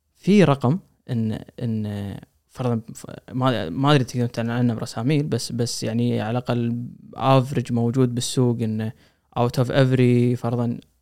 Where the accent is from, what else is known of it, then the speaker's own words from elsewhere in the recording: Kuwait; عندنا بالكويت